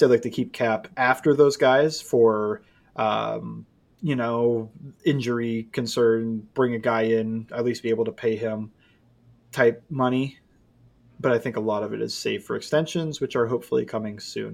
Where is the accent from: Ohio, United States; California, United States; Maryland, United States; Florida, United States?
Ohio, United States; I grew up in Ohio